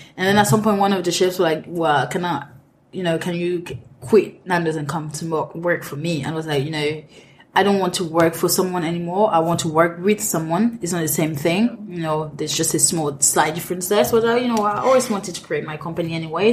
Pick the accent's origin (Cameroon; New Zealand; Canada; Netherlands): Cameroon; English is a second language; moved away as an adult; also born or lived in France; now in London, United Kingdom; I'm Cameroonian. I grew up in Cameroon